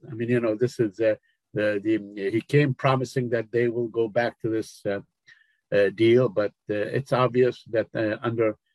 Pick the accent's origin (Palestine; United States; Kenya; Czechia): Palestine; Jerusalem, East Jerusalem; English is a second language; to reopen the Jerusalem uh, consulate in my hometown in East Jerusalem.